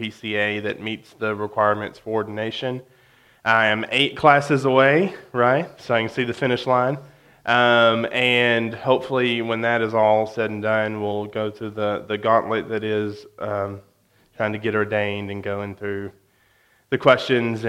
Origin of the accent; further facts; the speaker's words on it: West Memphis, Arkansas, United States; now in Conway, United States; I grew up in West Memphis.